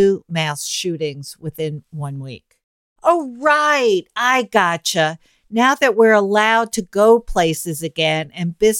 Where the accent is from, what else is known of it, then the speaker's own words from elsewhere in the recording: New York City, New York, United States; I grew up in Manhattan